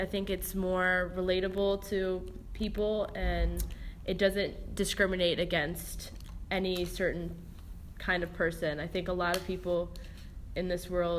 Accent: Annapolis, Maryland, United States; I am from Annapolis, Maryland.

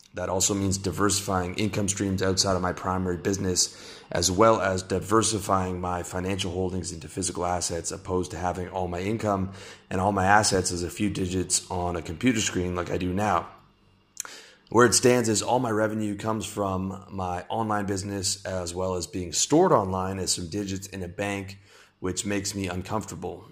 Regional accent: Canada; now in Southeast Asia; I'm Canadian, my income is mostly from the US

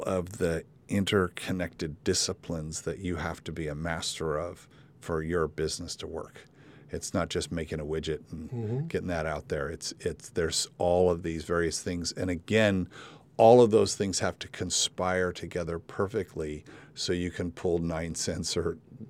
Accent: California, United States; I mean, I've been driving between Santa Barbara and L.A. my whole life. I came from the San Fernando Valley, and I would drive through Camarillo, that area there

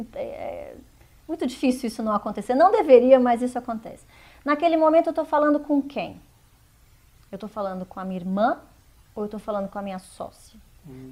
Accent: interior of Mato Grosso do Sul, Brazil; eu sou de, do interior de Mato Grosso do Sul

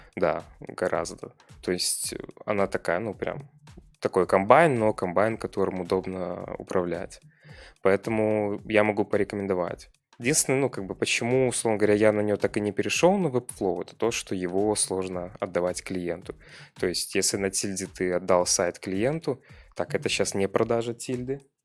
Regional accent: Pinsk, Brest Region, Belarus; also born or lived in Minsk; я же из Пинска.

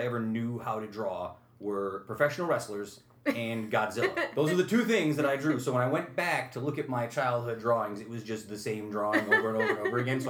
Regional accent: Utica, New York, United States; I grew up in Utica.

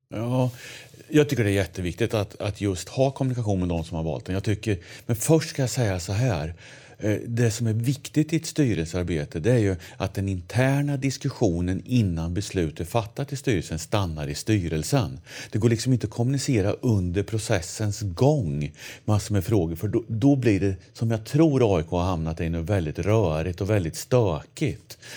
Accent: Linköping, Östergötland, Sweden; accent: östgötska; moved away as an adult; now in Sundbyberg, Sweden; jag är från Östergötland. Mm. Eh, Linköping är jag född och uppväxt i.

